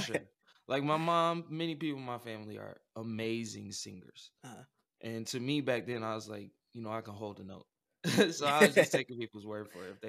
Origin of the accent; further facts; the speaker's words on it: Omaha, Nebraska, United States; And I'm coming from Omaha, Nebraska, you know, Midwest city, you know, mixed race family. And I grew up with a lot of different talents.